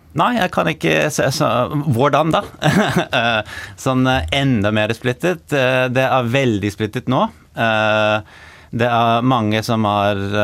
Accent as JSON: {"language": "Norwegian", "region": "New York", "country": "United States", "tie": "born or raised there", "also_born_or_lived": "Norway", "second_language": "Norwegian", "moved": "as an adult", "lives_now": "Oslo, Norway", "said": "Født og oppvokst i New York og har flyttet til Norge i 2014"}